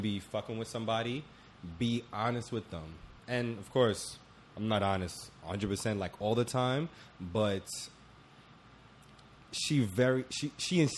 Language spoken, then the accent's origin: English; Jamaica; I'm Jamaican